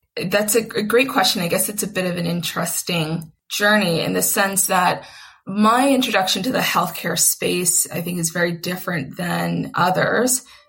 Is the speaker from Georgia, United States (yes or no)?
yes; Atlanta, Georgia, United States; moved away as an adult; also born or lived in Long Island, New York / Boston; now in Philadelphia, United States; I'm originally from New York, which is where I was born on Long Island, and then grew up in Atlanta